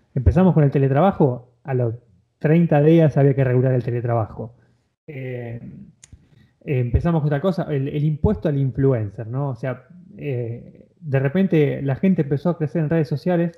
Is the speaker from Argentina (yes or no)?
yes; Argentina; yo como argentino